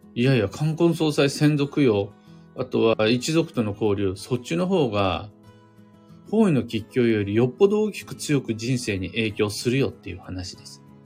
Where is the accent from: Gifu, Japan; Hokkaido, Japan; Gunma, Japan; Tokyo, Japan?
Gunma, Japan; Kiryu; 群馬県桐生市、みな皆様来てもらったことあるでしょうか僕が生まれ育った場所です